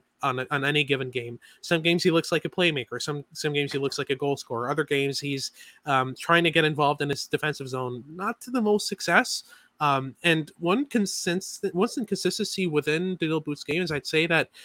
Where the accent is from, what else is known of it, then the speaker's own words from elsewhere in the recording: Montreal, Quebec, Canada; I'm from Montreal. I'm a Habs fan.